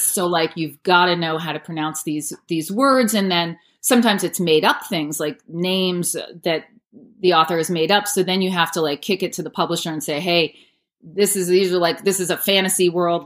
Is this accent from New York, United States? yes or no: yes; New Paltz, New York, United States; moved away as an adult; also born or lived in New Hampshire; now in Los Angeles, United States; I am from New Paltz, New York, which is in the Hudson Valley. Grew up there on an apple farm.